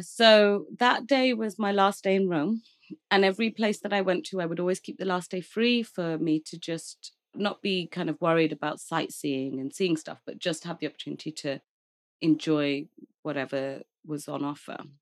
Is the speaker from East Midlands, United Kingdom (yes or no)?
yes; Leicester, East Midlands, United Kingdom; moved away as an adult; now in London, United Kingdom; I'm from London, as you said, but I grew up in a small town called Leicester